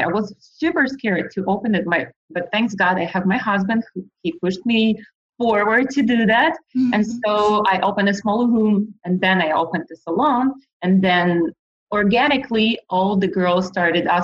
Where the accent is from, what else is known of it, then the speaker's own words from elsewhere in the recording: Ukraine; moved away as an adult; now in United States; I'm from Ukraine. I came here 5 years ago